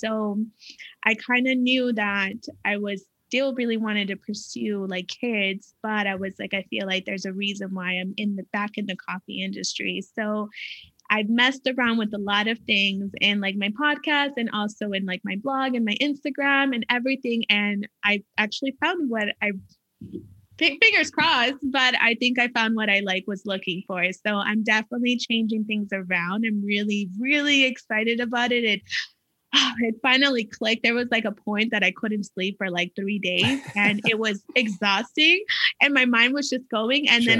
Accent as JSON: {"language": "English", "region": "California", "country": "United States", "said": "No, I'm from California."}